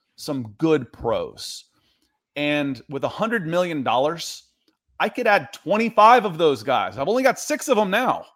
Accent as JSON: {"language": "English", "town": "Atlanta", "region": "Georgia", "country": "United States", "tie": "born or raised there", "also_born_or_lived": "Cleveland, Ohio", "said": "I was born in Cleveland. I grew up in Atlanta"}